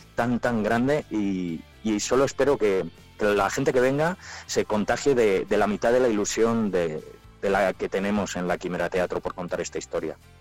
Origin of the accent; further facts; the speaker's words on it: Palencia, Castile and León, Spain; now in Madrid, Spain; yo me fui de Palencia con muchísima, con muchísima pena, porque yo muy palentino yo